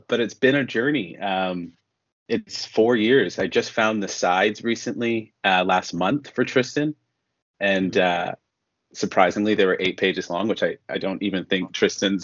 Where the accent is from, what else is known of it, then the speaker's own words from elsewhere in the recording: Toronto, Ontario, Canada; moved away as an adult; now in Vancouver, Canada; I'm originally from Toronto, but I've been in Vancouver now for 8 years.